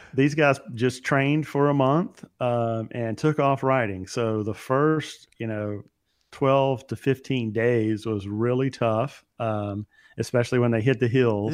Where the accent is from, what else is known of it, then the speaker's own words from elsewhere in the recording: Baton Rouge, Louisiana, United States; moved away; Baton Rouge, which is uh, my hometown